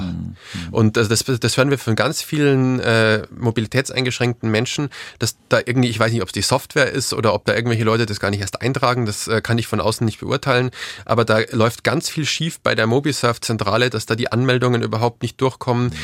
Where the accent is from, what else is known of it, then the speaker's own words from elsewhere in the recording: Bavaria, Germany; wie man vielleicht aus meinem Dialekt hört, äh, hört ich komme aus Bayern